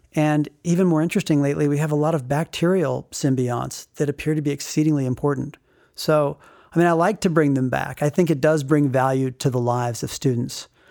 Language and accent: English; Rifle, Colorado, United States; growing up in Rifle